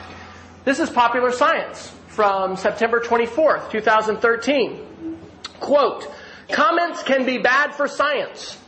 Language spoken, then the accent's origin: English; Oklahoma, United States; I'm from Oklahoma